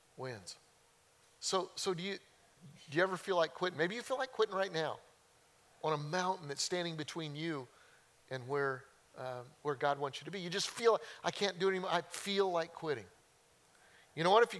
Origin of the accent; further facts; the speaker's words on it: Colorado, United States; growing up in Colorado, we used to go mountain hiking